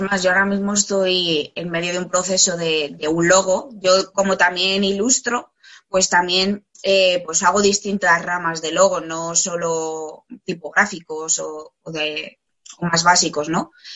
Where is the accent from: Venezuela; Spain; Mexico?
Spain; moved away as an adult; also born or lived in Australia; me fui a, vivir fuera de España